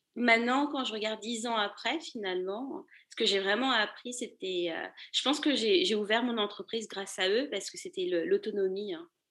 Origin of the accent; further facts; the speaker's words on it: Paris, Île-de-France, France; moved away as an adult; also born or lived in Lille, France; now in New York, United States; J'habite à, New York maintenant, mais je suis une ancienne parisienne, je suis née à Paris